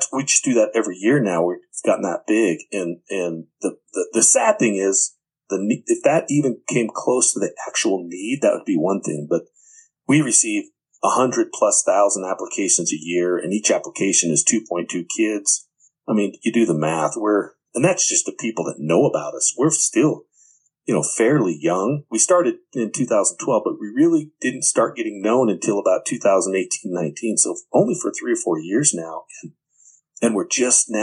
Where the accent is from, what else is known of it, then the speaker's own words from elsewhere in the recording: Twin Falls, Idaho, United States; I'm from Twin Falls, Idaho